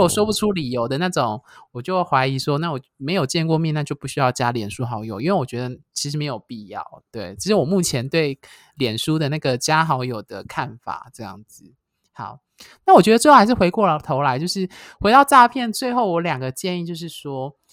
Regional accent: Taiwan; 一般台湾人土生土长的男同志，一般来说我们都不会用简体字

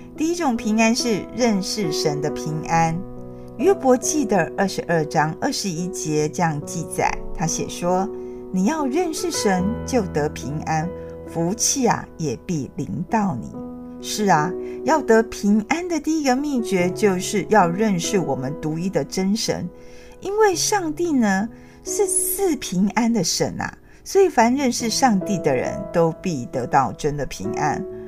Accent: Taiwan; 我们台湾人

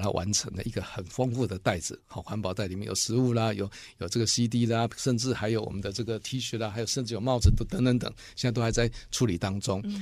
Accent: Chiayi, Chiayi City, Taiwan; 我们是嘉义人，我们是家中人

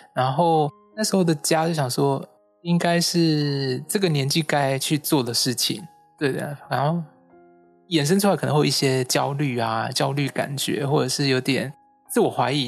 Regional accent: Kaohsiung, Taiwan; now in Taipei, Taiwan; 我的家乡是在高雄

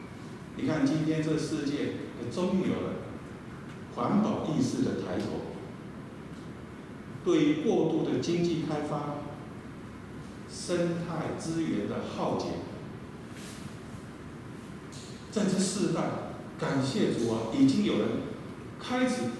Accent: eastern Taiwan, Taiwan; 我很怀念我小时候在东台湾。

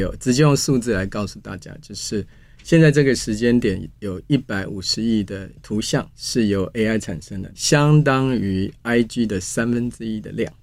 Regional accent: Taiwan

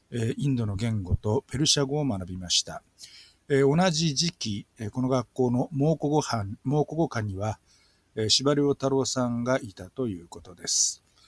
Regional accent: Kobe, Hyogo, Japan; accent: Kobe dialect; now in Taipei, Taiwan; 僕を含む多くの神戸出身者

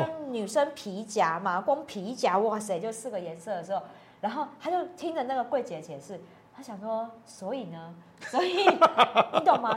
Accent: Taiwan; 我们很多代的台湾人

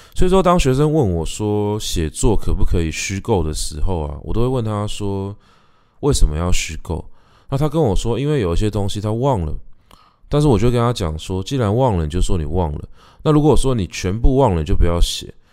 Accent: Taipei, Taiwan; 我们家是从早年的时候在大稻埕发鸡，然后开始卖米啊、卖布啊，然后慢慢地壮大自己的产业，然后再一路沿着延平北路搬到我，我的老家，就是社子，社子岛

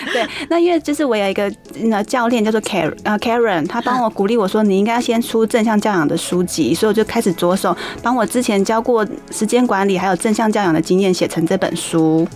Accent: Taoyuan, Taiwan; 我考了一个桃园 比较后面后段班的功力高中

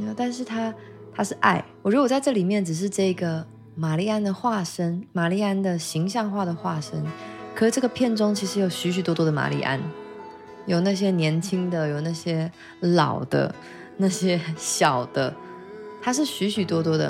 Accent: Taiwan; 我来自这里真好

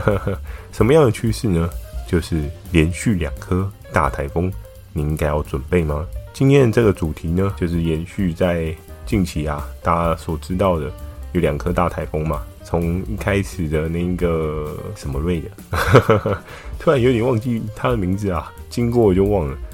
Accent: Keelung, Taiwan; 小时候住在基隆

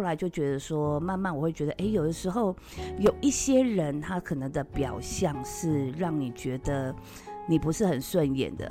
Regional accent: Taiwan; 我们台湾人

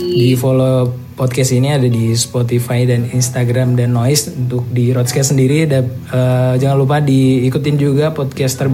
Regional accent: Klaten, Central Java, Indonesia; aku sini eh, Klaten deket sini

